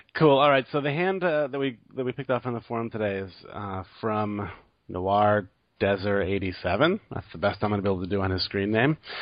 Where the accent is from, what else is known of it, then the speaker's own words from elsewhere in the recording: United States; me being American